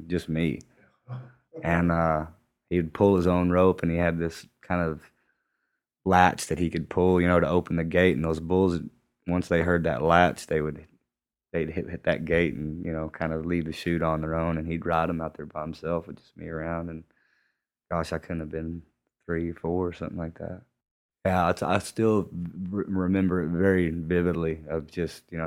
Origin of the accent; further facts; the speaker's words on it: West Texas, United States; also born or lived in Bakersfield, California / New Mexico; whenever we moved back from Bakersfield back to West Texas